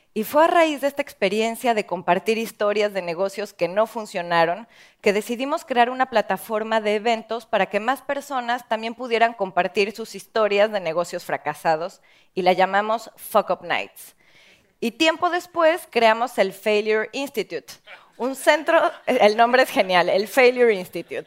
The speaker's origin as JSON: {"language": "Spanish", "country": "Mexico", "said": "en mi país, en México"}